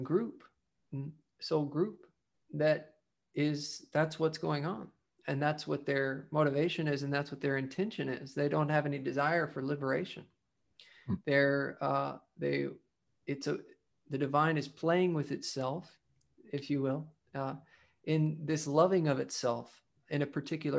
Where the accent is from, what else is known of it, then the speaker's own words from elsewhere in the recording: the South, United States; I grew up in the South